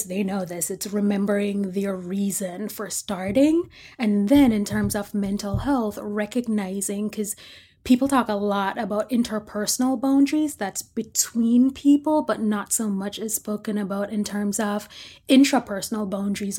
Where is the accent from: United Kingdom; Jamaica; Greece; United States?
Jamaica; I'm Jamaican